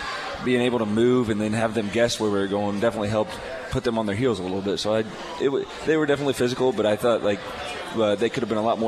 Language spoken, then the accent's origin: English; Brookville, Ohio, United States; I'm from Brookville High School